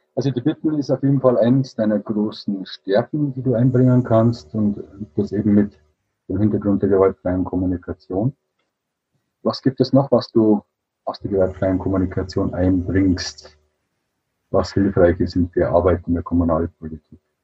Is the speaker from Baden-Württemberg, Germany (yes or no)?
no; Regensburg, Bavaria, Germany; also hier in Bayern, ich komme aus Regensburg